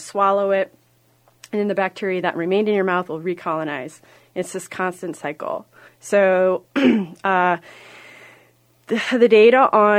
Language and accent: English; Iowa, United States; I come from Iowa.